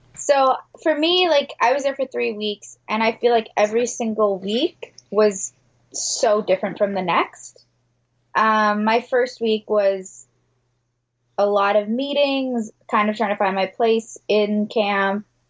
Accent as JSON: {"language": "English", "town": "Detroit", "region": "Michigan", "country": "United States", "said": "I'm from the Detroit metro area"}